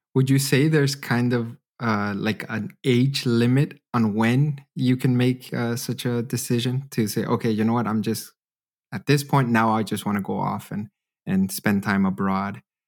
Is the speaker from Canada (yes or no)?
yes; Canada; now in Germany; growing up in Canada